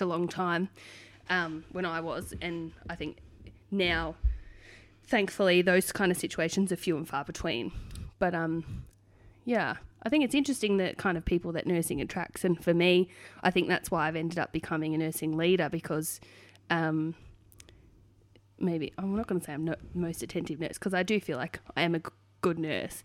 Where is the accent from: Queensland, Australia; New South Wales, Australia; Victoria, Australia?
Victoria, Australia; Hoppers Crossing; I was born and raised in Hoppers Crossing